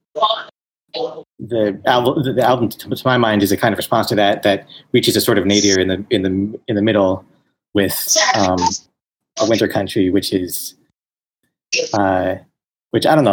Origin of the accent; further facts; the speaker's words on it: New York, United States; moved away as an adult; I grew up in New York and uh, was living there